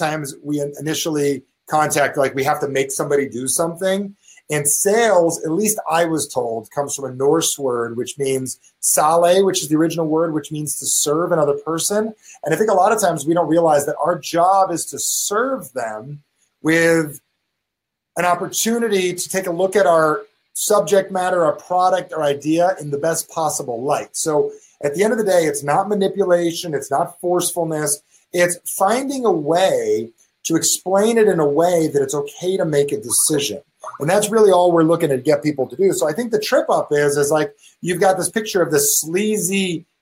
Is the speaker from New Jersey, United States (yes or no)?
yes; New Jersey, United States; I'm from Jersey.